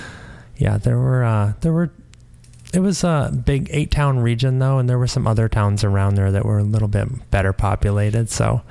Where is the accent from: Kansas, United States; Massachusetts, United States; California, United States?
Massachusetts, United States; born or raised there; also born or lived in Shelburne, Massachusetts; now in San Francisco, United States